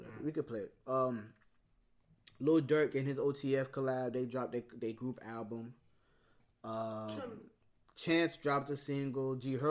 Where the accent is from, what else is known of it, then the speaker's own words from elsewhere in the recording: Boynton Beach, Florida, United States; I am from Boynton Beach, Florida. Nothing more, nothing else.